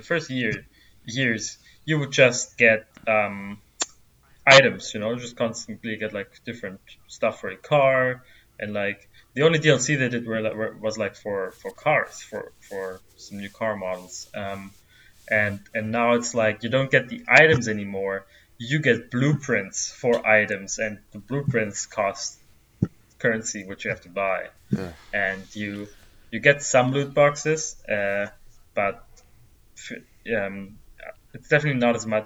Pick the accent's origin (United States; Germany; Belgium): Germany; I'm from Germany